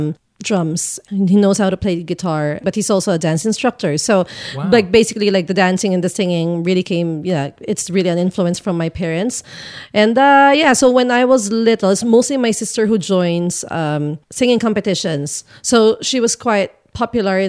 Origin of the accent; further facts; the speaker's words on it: Philippines; now in Christchurch, New Zealand; I grew up there.